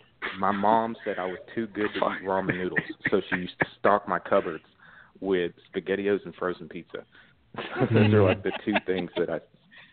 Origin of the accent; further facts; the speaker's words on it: Nashville, Tennessee, United States; from Nashville.